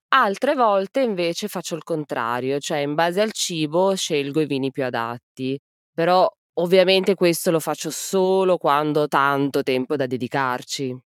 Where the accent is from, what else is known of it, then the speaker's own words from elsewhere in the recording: Piedmont plain, Italy; Io sono della pianura piemontese